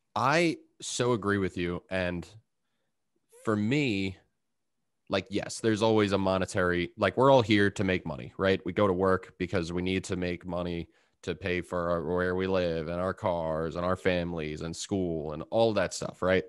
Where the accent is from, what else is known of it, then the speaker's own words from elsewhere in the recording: Long Island, New York, United States; I'm from Long Island